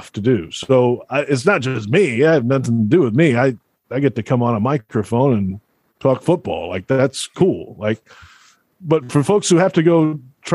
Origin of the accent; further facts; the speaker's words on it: Alabama, United States; moved away; I grew up in Alabama.